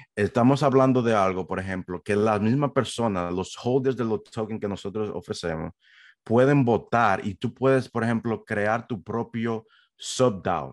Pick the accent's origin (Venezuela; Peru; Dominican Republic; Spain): Dominican Republic; moved away as an adult; also born or lived in New York, United States; now in United States; originalmente yo soy de la República Dominicana